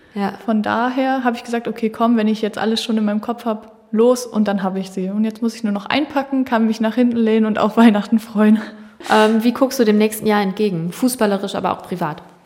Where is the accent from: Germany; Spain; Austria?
Germany; dass so Hamburg oder hier SV Henschild-Ulzburg meine Heimat ist